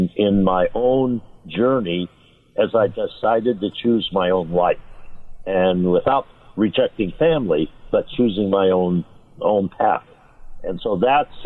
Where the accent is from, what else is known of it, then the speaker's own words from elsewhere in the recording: Los Angeles, California, United States; I grew up in East Los Angeles